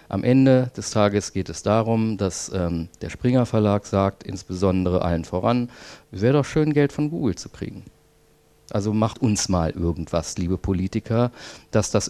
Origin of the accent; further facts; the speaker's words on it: Berlin, Germany; Ich komme aus Berlin und ähm, habe dort vor vielen Jahren, sieben mittlerweile, glaube ich, diese Initiative gegründet